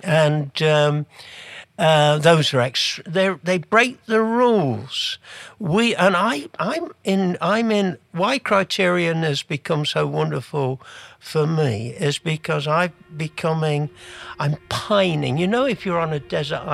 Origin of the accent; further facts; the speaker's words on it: England, United Kingdom; moved away as an adult; now in Canada; I'm from England, as you might have gathered by the accent, although I've lived in Canada since 1977